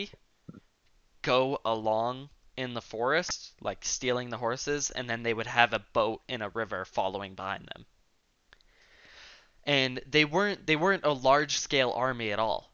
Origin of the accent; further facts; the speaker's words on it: New Mexico, United States; They thought that I was from Mexico. And I was like, no, New Mexico